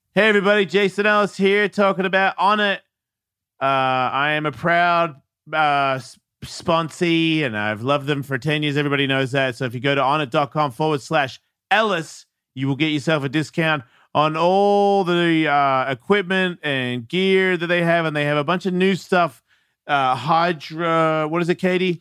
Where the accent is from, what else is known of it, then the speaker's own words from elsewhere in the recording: Australia; being an Australian